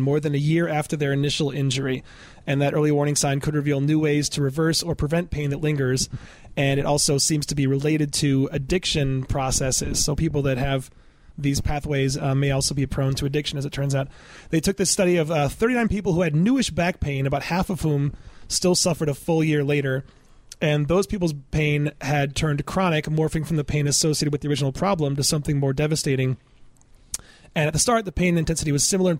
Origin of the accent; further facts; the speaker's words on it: Michigan, United States; I'm from Michigan